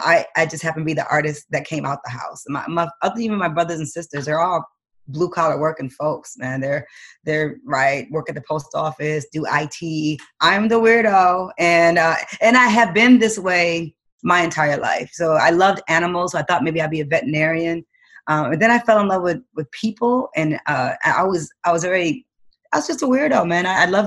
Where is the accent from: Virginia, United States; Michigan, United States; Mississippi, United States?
Michigan, United States; Detroit; Cadillacs were like the only thing I thought a car was growing up in Detroit.